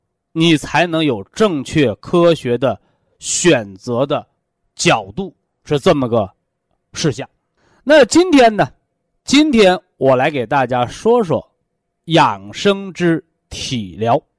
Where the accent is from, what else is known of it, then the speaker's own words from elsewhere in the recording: China; 我们是中国人，啊，我们是炎黄子孙，我们是有着悠悠五千年历史的文化人。